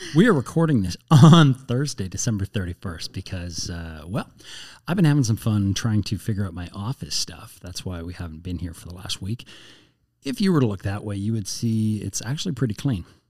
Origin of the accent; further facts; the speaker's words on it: Canada; also born or lived in United States / Edmonton; I'm Canadian, but I don't speak French at all.